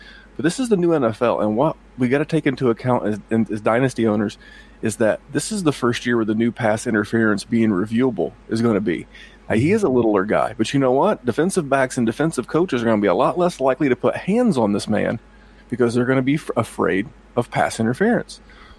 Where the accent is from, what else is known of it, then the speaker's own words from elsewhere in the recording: Indianapolis, Indiana, United States; I'm from the Indianapolis area.